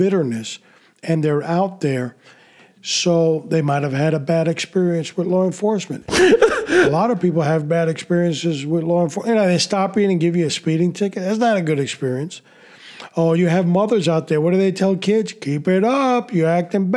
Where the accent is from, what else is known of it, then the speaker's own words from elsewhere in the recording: New York City, New York, United States; When I was a kid growing up in New York City